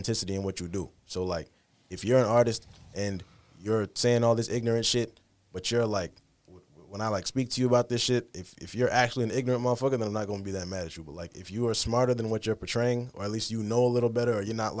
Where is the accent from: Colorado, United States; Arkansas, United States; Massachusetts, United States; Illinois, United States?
Massachusetts, United States; Fall River; moved away as an adult; also born or lived in New Bedford, Massachusetts; now in Boston, United States; I grew up in New Bedford and Fall River